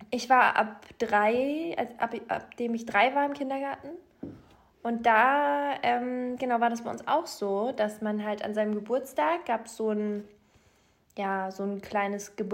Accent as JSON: {"language": "German", "region": "Bavaria", "country": "Germany", "tie": "born or raised there", "moved": "yes", "lives_now": "Berlin, Germany", "said": "weil ich bin ja in Bayern"}